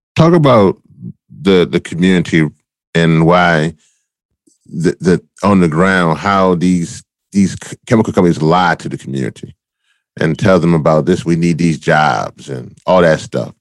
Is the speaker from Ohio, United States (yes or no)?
no; Louisiana, United States; I'm from Louisiana